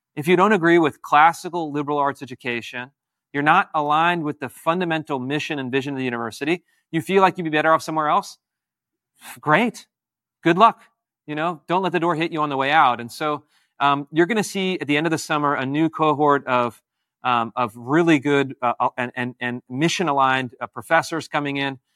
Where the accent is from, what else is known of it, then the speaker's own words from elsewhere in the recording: Washington, United States; also born or lived in California; my home state of Washington State and my, my birth state, California